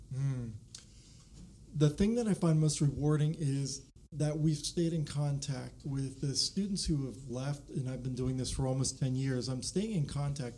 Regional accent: Pennsylvania, United States; moved away as an adult; also born or lived in Alaska; now in Virginia, United States; I'm from Pennsylvania, Penn State

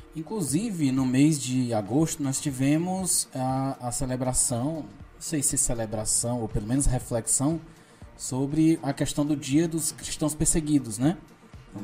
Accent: Ceará, Brazil; nós somos cearenses

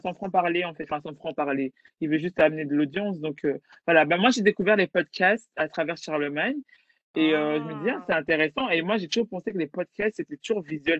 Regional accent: Belgium; je suis belge d'origine congolaise

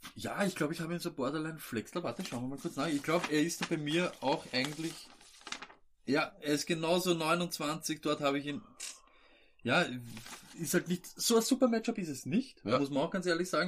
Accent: Vienna, Austria; wir sind keine Österreicher, wir sind Wiener

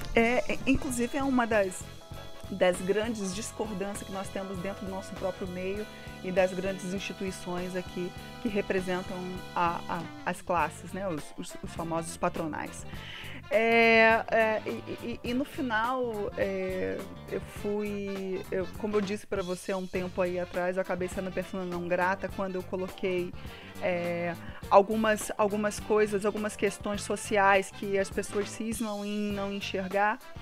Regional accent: Brazil; Como bom brasileiro

